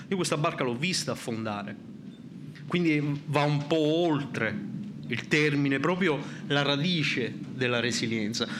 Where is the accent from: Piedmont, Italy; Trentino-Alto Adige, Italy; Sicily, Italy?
Sicily, Italy; sono siciliano